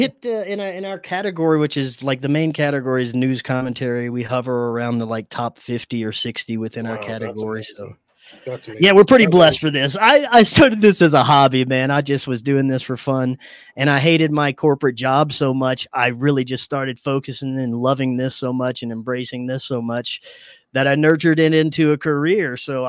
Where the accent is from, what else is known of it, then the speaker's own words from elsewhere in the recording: Houma, Louisiana, United States; I grew up in a small town about an hour south of New Orleans called Houma